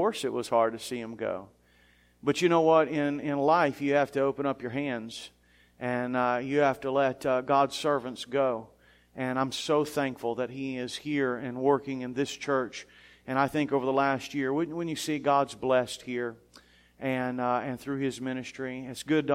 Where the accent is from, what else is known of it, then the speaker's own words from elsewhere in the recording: South Florida, United States; also born or lived in Chattanooga, Tennessee; So I was born in Chattanooga, Tennessee, and I lived most of my life in South Florida